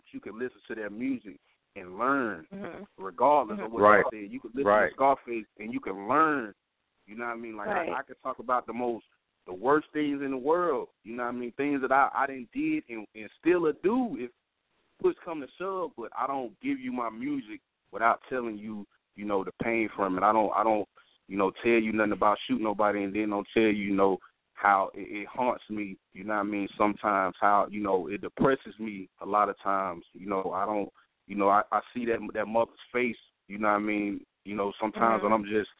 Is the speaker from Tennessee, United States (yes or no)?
yes; Memphis, Tennessee, United States; But I'm from Memphis, so you know I like R&B music to the fullest.